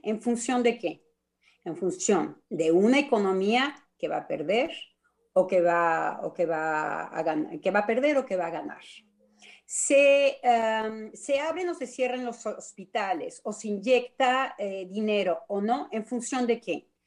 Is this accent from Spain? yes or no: no; Mexico; now in France; como buena mexicana